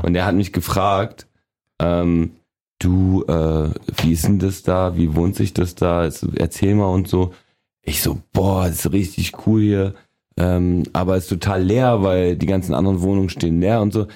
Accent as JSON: {"language": "German", "region": "Berlin", "country": "Germany", "tie": "born or raised there", "also_born_or_lived": "a communist dictatorship (unnamed country)", "said": "bin mit sechseinhalb nach West-Berlin damals gekommen"}